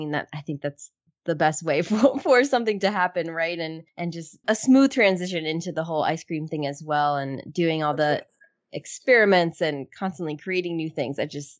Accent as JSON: {"language": "English", "region": "New Jersey", "country": "United States", "tie": "born or raised there", "moved": "yes", "lives_now": "Research Triangle, North Carolina, United States", "said": "where I grew up in New Jersey, markets weren't like a common thing."}